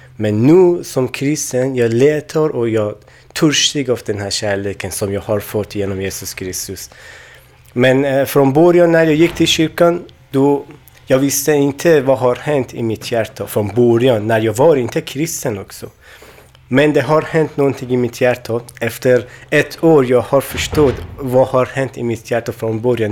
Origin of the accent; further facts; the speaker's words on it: Afghanistan; Swedish is a second language; also born or lived in Iran; now in Sweden; jag kommer från Afghanistan, då men jag bodde i Iran också